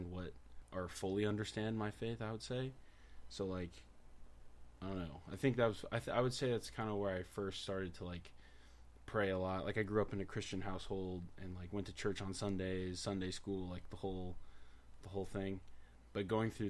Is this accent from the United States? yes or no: yes; Rancho Cucamonga, California, United States; I grew up in Rancho Cucamonga pretty much my whole life